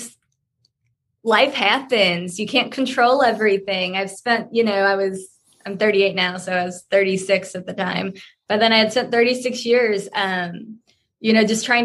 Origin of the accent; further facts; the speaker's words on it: Nashville, Tennessee, United States; So I'm from Nashville. I think I live maybe at what, 1,000 feet of altitude